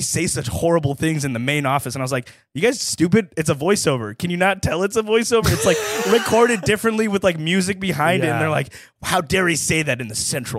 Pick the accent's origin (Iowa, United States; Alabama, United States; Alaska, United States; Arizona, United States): Alabama, United States; I grew up brown in Alabama.